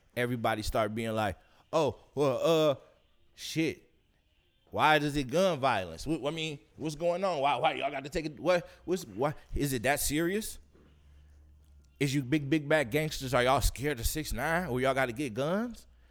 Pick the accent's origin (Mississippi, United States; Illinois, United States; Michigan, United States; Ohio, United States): Michigan, United States; Detroit; I'm from Detroit